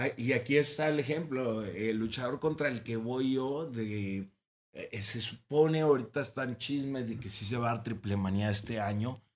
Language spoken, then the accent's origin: Spanish; Ciudad Juárez, Chihuahua, Mexico; soy de los actuales luchadores de Ciudad Juárez